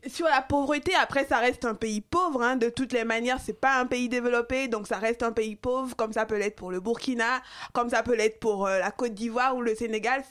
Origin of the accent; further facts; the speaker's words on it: Cotonou, Littoral, Benin; also born or lived in Porto-Novo; je suis née à Porto Novo, j'ai grandi à Cotonou